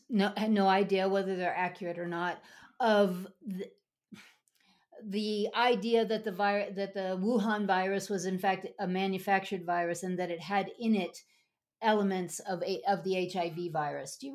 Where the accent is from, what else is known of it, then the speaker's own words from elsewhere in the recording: Midwest, United States; also born or lived in upstate New York, United States; But growing up in the Midwest and living on, in upstate New York, I know